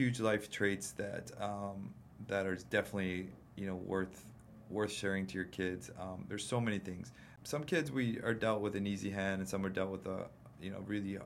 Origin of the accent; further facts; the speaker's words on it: Big Island, Hawaii, United States; I grew up on the Big Island with my dad